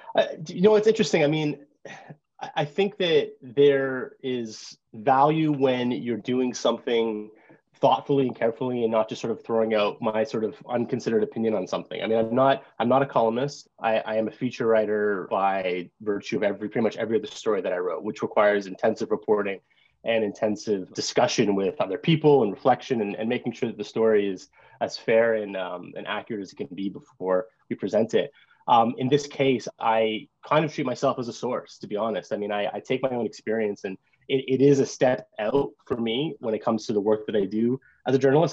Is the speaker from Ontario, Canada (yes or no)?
yes; Brampton, Ontario, Canada; moved away as an adult; I grew up in Brampton, which is one of the most diverse hockey or diverse cities in, in Canada.